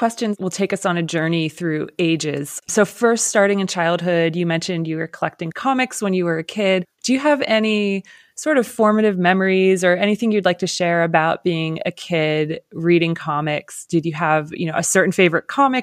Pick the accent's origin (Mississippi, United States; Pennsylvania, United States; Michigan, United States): Pennsylvania, United States; Lancaster; I'm from Pennsylvania too, but I grew up in Lancaster, so other side of the state